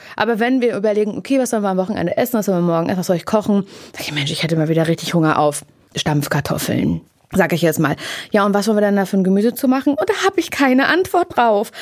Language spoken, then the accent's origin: German; East Germany, Germany; Ich komme aus dem Osten.